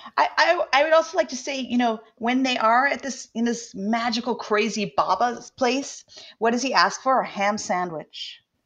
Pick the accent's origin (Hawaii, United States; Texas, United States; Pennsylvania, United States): Hawaii, United States; somebody who grew up in Hawaii